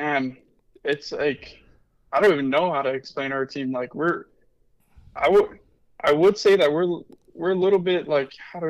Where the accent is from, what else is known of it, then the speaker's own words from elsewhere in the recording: Las Cruces, New Mexico, United States; moved away; I'm from Cruces